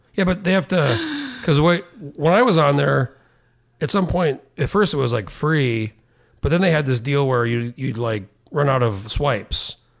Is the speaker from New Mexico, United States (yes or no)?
yes; Albuquerque, New Mexico, United States; now in Juneau, United States; I grew up in Albuquerque